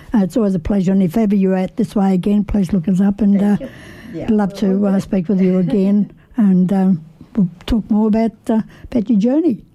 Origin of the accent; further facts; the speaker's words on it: Italy; now in Australia; I'm Italian descent, so mm-hmm. um, you know, I was raised in Italy